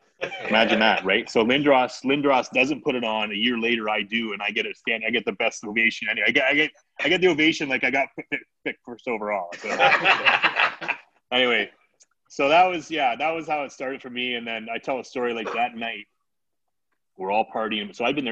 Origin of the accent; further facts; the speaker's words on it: Blenheim, Ontario, Canada; we're from Blenheim.